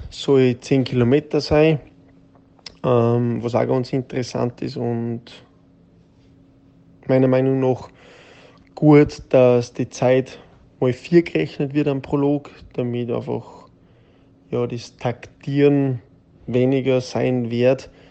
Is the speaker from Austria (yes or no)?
yes; Austria; wie ich es selten auch bei uns daheim in Österreich erlebt habe.